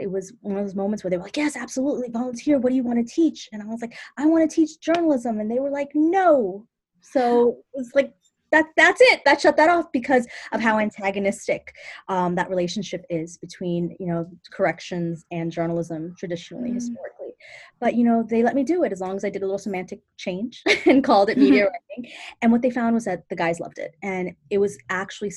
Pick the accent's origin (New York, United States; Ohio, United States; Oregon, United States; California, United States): New York, United States; New York City; I'm a born and raised New Yorker. My family's Pakistani, so I'm Pakistani American, but born and raised Brooklyn girl.